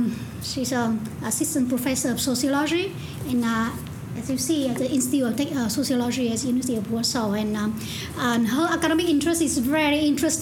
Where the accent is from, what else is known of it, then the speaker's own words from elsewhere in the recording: Hanoi, Vietnam; moved away; But because I'm from North Vietnam, from Hanoi, I feel myself a lot more associated with those more pro-communist, which means those who are sent to Russia and Eastern Europe.